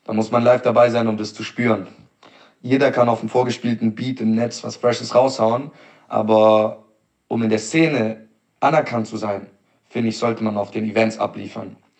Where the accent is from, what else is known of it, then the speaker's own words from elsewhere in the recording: Stuttgart, Baden-Württemberg, Germany; ich komme aus Stuttgart